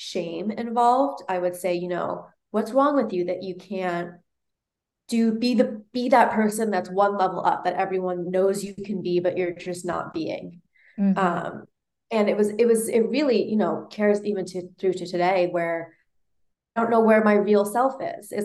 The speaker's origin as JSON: {"language": "English", "town": "New York City", "region": "New York", "country": "United States", "tie": "born or raised there", "said": "I was born in Manhattan, raised in New York"}